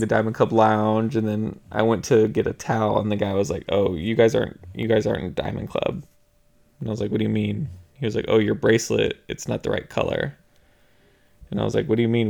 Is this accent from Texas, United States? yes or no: yes; Texas, United States; we're from Texas, so all the beaches here are brown.